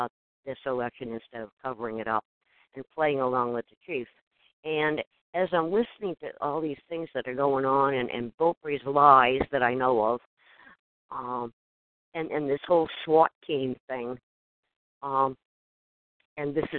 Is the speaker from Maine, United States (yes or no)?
yes; Maine, United States; people that I grew up with. This is my hometown